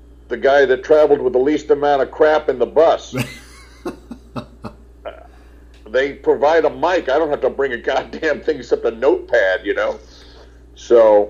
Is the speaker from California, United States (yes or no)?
no; New York, United States; also born or lived in Englewood, New Jersey; I grew up in New York and then right across from it, Englewood, New Jersey